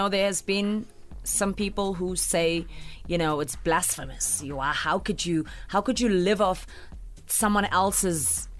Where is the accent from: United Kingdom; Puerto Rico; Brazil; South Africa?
South Africa; Anytime I said I was from South Africa, anytime, people always go, fantastic.